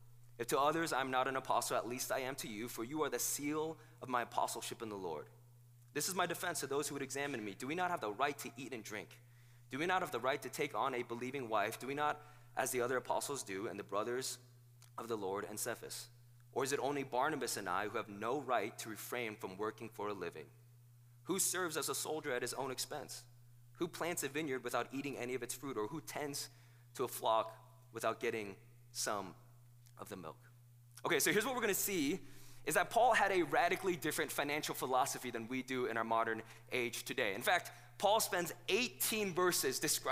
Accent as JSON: {"language": "English", "country": "South Korea", "tie": "born or raised there", "moved": "yes", "lives_now": "United States", "said": "I wasn't born here in the United States. I was born in South Korea"}